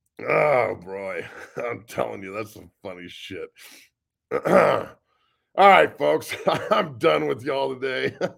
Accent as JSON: {"language": "English", "region": "Ohio", "country": "United States", "said": "I'm from Northeast Ohio."}